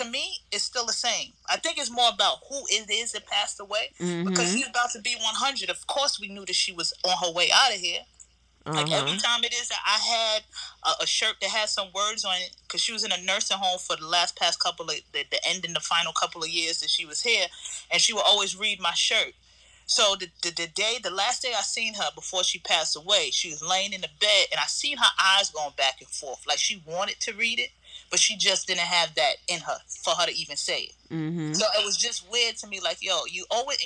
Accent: New York City, New York, United States; also born or lived in Texas / Florida / Atlanta / Los Angeles; I grew up in Queens most for majority of my life

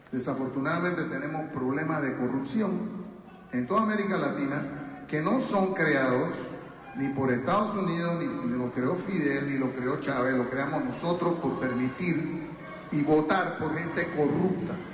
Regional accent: Panama; moved away; a mí me criaron en Panamá

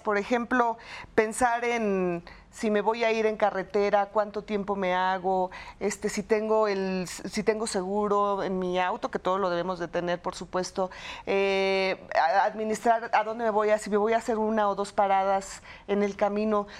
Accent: Mexico; somos los mexicanos

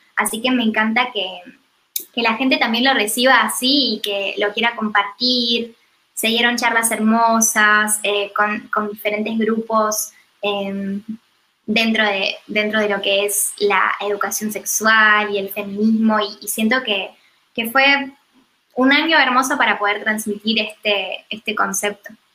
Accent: Argentina; also born or lived in United States; el cambio de cultura y de paradigma que hubo en mi país, en Argentina, me incentivó mucho a volver

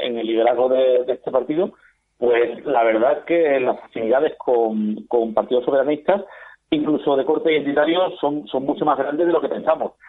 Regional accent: Spain; como español

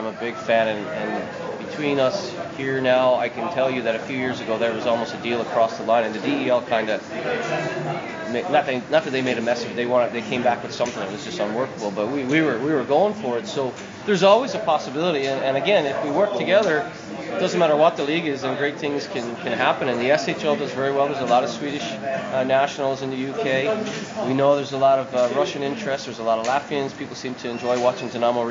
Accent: Canada; I grew up in Canada.

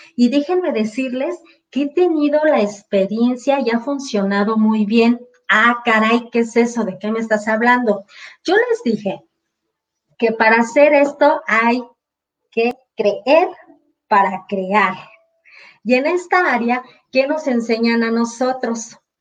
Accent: Mexico; exclusivamente en mi país es eso

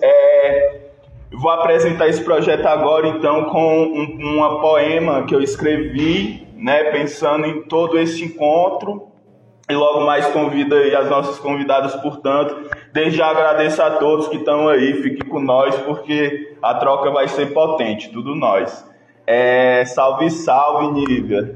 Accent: Fortaleza, Ceará, Brazil; now in Ouro Preto, Brazil; Eu sou de Fortaleza, morei em várias quebradas e hoje estou em Ouro Preto, Minas Gerais

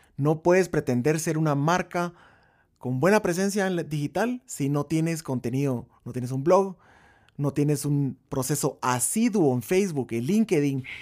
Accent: Guatemala; somos banda de Guatemala

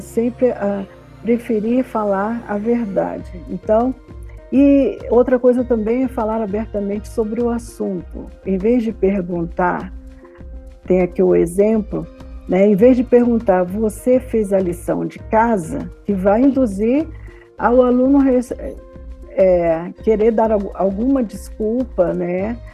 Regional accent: Rio de Janeiro, Brazil; eu sou do Rio de Janeiro

